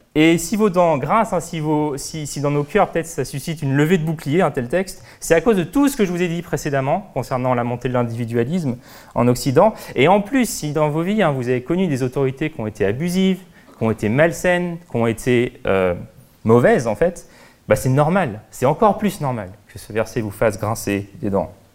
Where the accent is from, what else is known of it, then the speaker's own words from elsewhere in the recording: France; en tant que Français